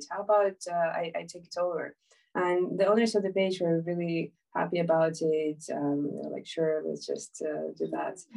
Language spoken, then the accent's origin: English; Ukraine; moved away as an adult; also born or lived in Islington, London; now in London, United Kingdom; I'm from Ukraine, uh, but I've been living in the UK for about six years now. I'm uh, finishing my studies in uh, politics, and I've been living in Islington for a very long while